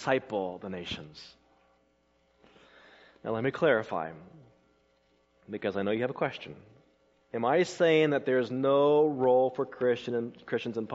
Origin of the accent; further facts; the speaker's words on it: Colorado, United States; moved away as an adult; also born or lived in South Carolina; I grew up in Colorado when I first came as a student to South Carolina in 1996